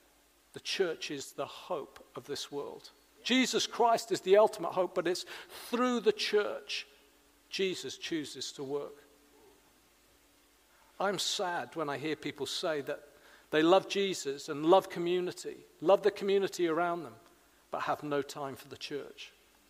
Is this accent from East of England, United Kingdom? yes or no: no; Wales, United Kingdom; now in Hedge End, United Kingdom; 35 years ago nearly now, I came from South Wales, confused about church, and I came and became part of a small church community in Hedge End.